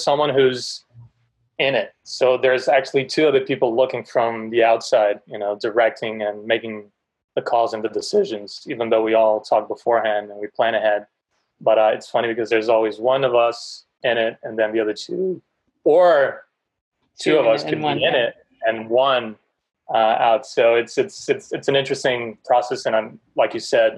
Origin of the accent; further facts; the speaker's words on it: Portugal; now in United States; we come from a different place, from a different country